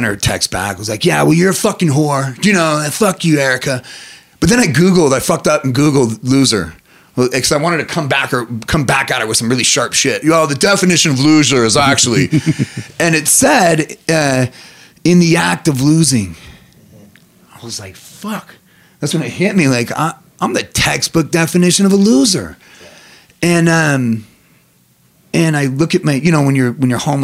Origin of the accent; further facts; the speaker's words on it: Reno, Nevada, United States; I'm not born or raised in Vegas, from Reno.